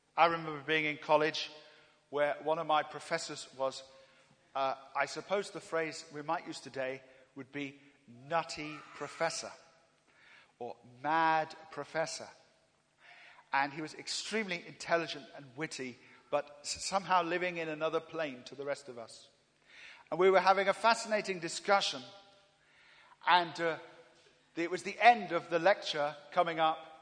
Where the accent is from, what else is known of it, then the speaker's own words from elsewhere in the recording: England, United Kingdom; I'm from England.